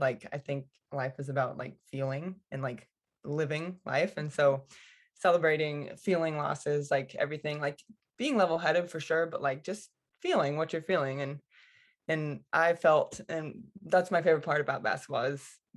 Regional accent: United States; as an American

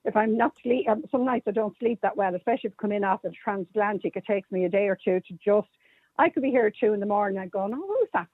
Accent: Maynooth, Leinster, Ireland; I grew up in Maynooth. I'm born and raised in Maynooth.

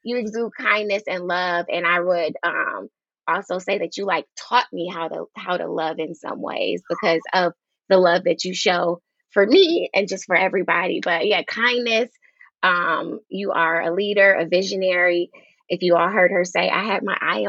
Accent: Detroit, Michigan, United States; we went from Detroit, Michigan, both of us

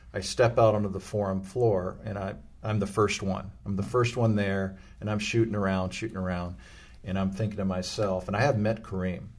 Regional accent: Los Angeles, California, United States; I grew up in Los Angeles

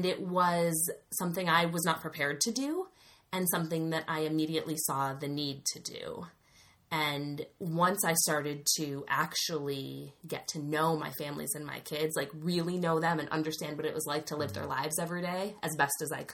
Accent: Wisconsin, United States; get a job back in my home state

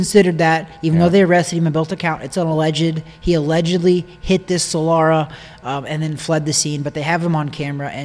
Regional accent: Missouri, United States; I'm from Missouri. It's the show me state.

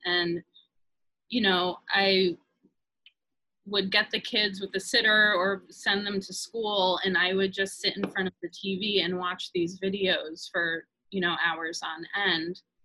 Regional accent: New York, United States; my growing up in New York and moving to the suburbs

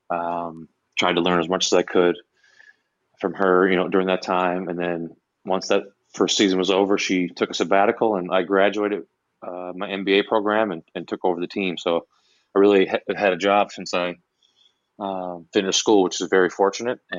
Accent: Canada; It was even harder to break in to anything in the U.S. as a Canadian, and the Canadian jobs were, were few and far between.

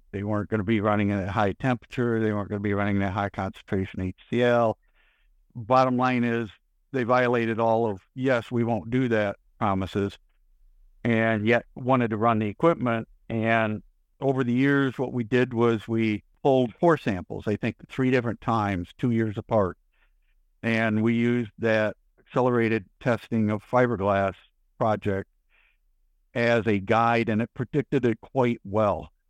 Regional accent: Michigan, United States; now in Texas, United States; being born and raised in Michigan versus spending the rest of my life down here in Texas

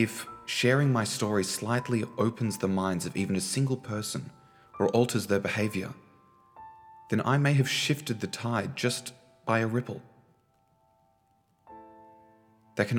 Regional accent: Australia; I was born in Australia

